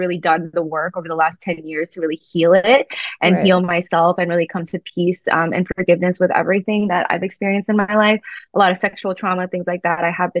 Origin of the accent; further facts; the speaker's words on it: New York, United States; I grew up in New York